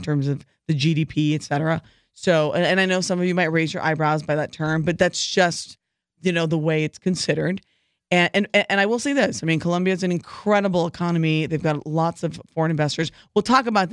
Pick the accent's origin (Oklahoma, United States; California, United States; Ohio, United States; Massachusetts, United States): California, United States; Southern; I'm from Southern California